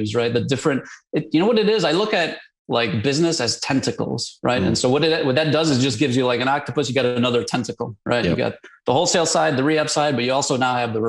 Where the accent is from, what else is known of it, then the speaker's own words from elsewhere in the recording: Chicago, Illinois, United States; moved away as an adult; now in Dallas, United States; Born and raised in Chicago.